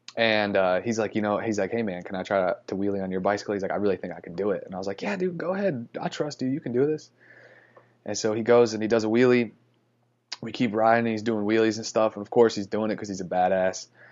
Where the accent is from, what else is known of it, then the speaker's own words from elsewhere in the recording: Florida, United States; moved away; I'm from Florida